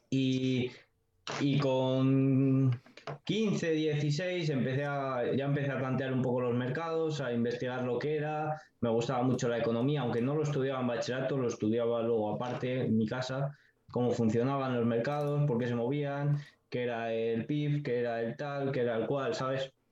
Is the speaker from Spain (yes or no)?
yes; Segovia, Castile and León, Spain; yo soy un chico de 20 años que soy de Segovia